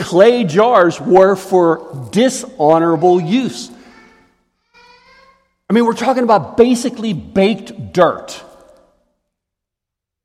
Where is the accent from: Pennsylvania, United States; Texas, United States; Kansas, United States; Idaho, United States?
Pennsylvania, United States; Pittsburgh; I grew up in Pittsburgh